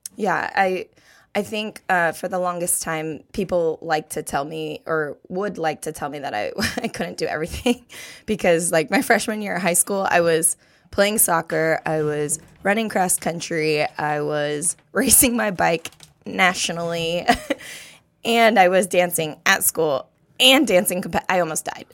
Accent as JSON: {"language": "English", "town": "Thousand Oaks", "region": "California", "country": "United States", "tie": "born or raised there", "said": "I was born and raised in Thousand Oaks, California"}